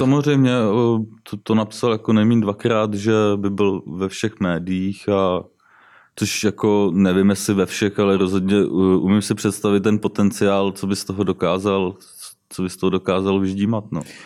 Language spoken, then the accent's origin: Czech; Jihlava, Vysočina Region, Czechia; also born or lived in Třebíč; Jinak jsem z Jihlavy, jsem elektrikář